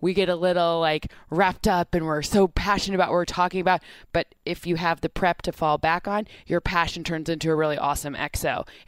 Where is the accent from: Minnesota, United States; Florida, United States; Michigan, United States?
Michigan, United States; I'm from Michigan.